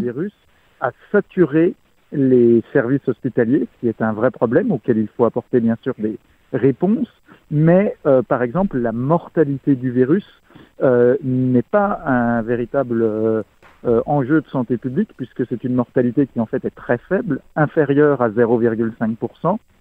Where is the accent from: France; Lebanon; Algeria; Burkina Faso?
France; en tant que Français